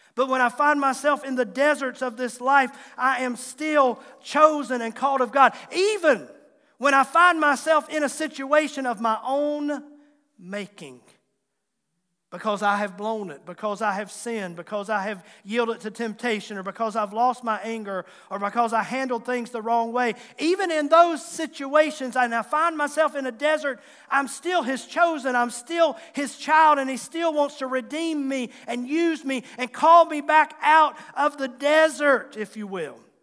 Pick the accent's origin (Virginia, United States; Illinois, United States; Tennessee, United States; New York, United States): Virginia, United States; Tazewell County, Southwest; accent: Southwest Virginia; I was from Southwest Virginia, Tazewell County, And you might hear that accent come out in my speaking and talking even to this day